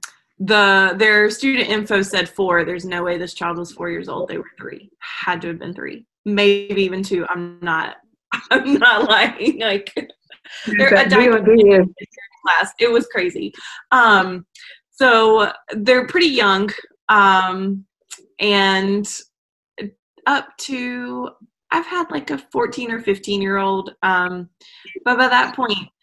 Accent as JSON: {"language": "English", "region": "the South", "country": "United States", "accent": "Southern", "said": "my Southern accent"}